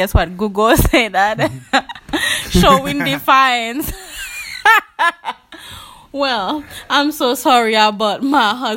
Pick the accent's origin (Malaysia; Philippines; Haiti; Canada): Haiti; I'm from Haiti